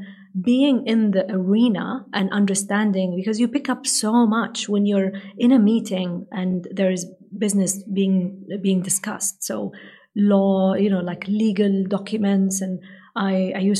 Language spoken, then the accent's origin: English; Saudi Arabia; English is a second language; I come from Saudi Arabia.